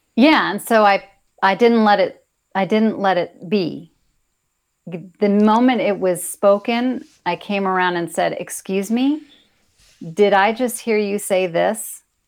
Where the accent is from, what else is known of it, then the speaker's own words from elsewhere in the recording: United States; being an American